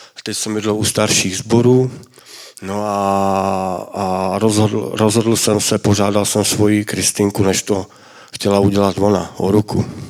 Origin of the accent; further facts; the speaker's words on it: Mladá Boleslav, Central Bohemian Region, Czechia; já jsem z Mladé Boleslavy